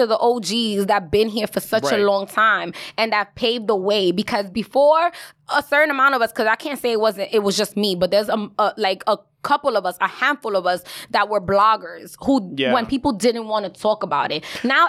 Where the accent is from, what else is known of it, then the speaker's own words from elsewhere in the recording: Bronx, New York, United States; okay, I'm a classy ass bitch. But at the end of the day, I'm from the Bronx. Don't you forget it.